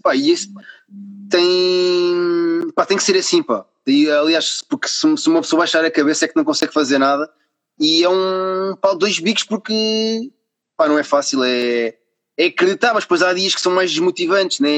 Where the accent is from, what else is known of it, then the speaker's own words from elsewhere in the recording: Carcavelos, Lisbon, Portugal; eu também sou aqui de perto, sou de Carcavelos